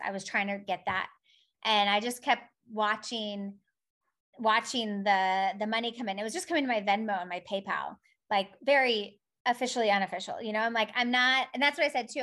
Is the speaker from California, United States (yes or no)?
yes; California, United States; now in Poland; I'm from California